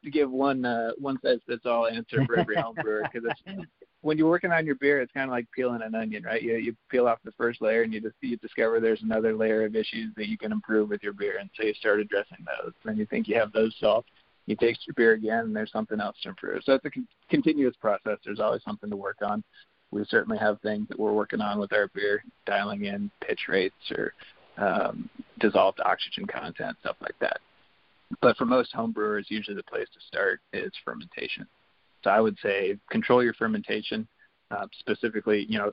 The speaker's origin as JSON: {"language": "English", "town": "Seattle", "region": "Washington", "country": "United States", "said": "we're from Seattle"}